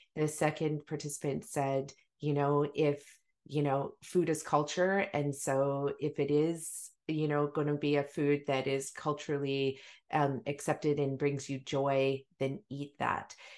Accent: Maple Ridge, British Columbia, Canada; also born or lived in Africa; we had a huge garden when we moved from Africa to Maple Ridge, you know, massive garden

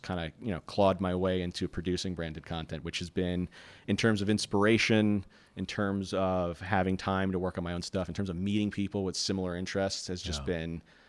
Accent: New York, United States; as a New Yorker, Say No to Driftwalking really hits a very prominent chord with us.

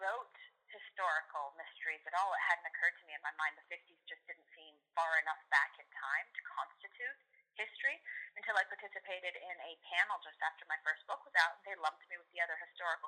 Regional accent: Seattle, Washington, United States; now in Southern California, United States; I'm actually not in Seattle. I'm from Seattle. I'm a Seattleite originally, but I live in Southern California

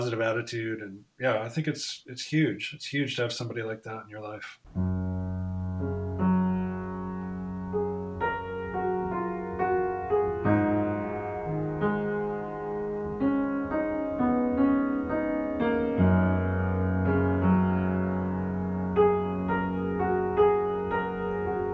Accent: Ann Arbor, Michigan, United States; moved away; you're from Michigan, because I am too

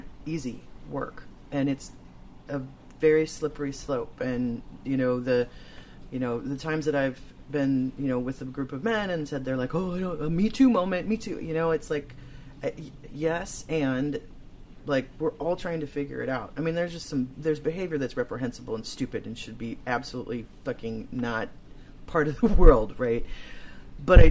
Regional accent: Chicago, Illinois, United States; moved away; where I grew up in Chicago.

